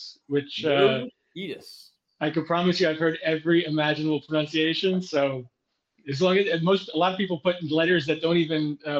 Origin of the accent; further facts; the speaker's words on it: New York City, New York, United States; moved away as an adult; now in New Jersey, United States; born and raised in Brooklyn. I am half Greek, half Irish.